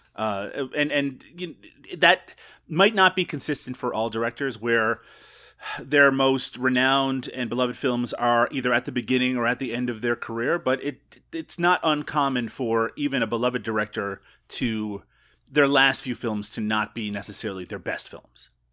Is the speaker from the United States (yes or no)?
no; Newfoundland and Labrador, Canada; I grew up in Newfoundland